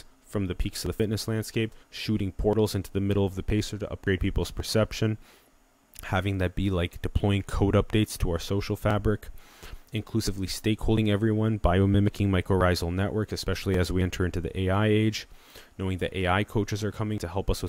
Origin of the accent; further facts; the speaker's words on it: Sioux Falls, South Dakota, United States; moved away; I took 10 months back in my hometown in Sioux Falls, South Dakota